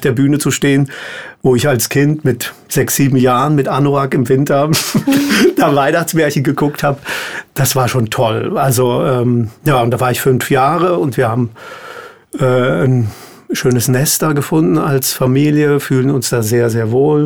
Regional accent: Hesse, Germany; also born or lived in near Darmstadt; ich bin in Hessen aufgewachsen

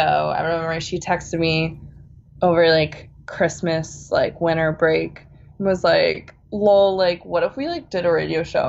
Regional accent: Bay Area, California, United States; moved away as an adult; also born or lived in Boston; now in East Coast, United States; I'm originally from California. I grew up in the Bay Area um, by the redwoods and the beach, which I miss very much because I'm now I'm on the East Coast.

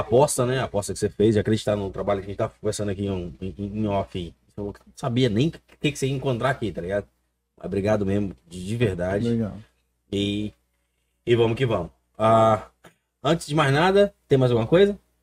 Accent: Conselheiro Pena, Minas Gerais, Brazil; now in United States; eu sou natural de uma cidade chamada Conselheiro Pena

